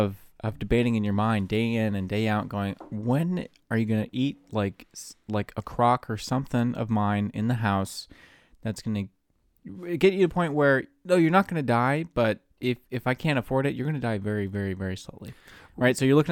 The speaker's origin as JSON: {"language": "English", "country": "India", "said": "Well, as an Indian, we eat once a week."}